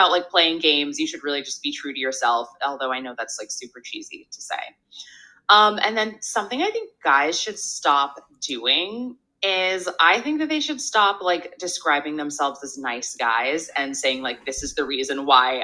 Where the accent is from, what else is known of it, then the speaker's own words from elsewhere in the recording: San Diego, California, United States; now in Los Angeles, United States; I'm from San Diego, but I've been in LA for so many years at this point